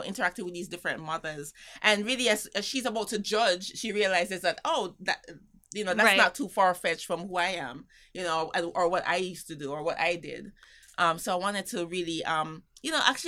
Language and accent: English; Jamaica; now in New York City, United States; for me, being Jamaican